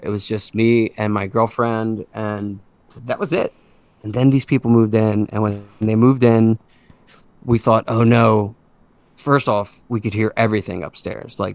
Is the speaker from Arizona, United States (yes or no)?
no; Conshohocken, Pennsylvania, United States; now in Plymouth Meeting, United States; I grew up in Conshohocken.